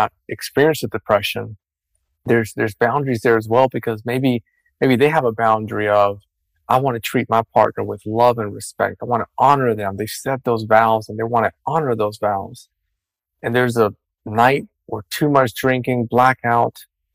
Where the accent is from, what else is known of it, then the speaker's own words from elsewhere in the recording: Dominican Republic; I come from a Hispanic culture. I was born and raised in Dominican Republic.